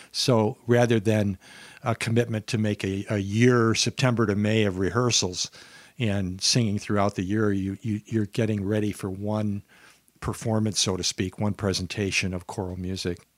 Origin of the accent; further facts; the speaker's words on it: Minnesota, United States; I'm from Minnesota here in the southern half of Minnesota.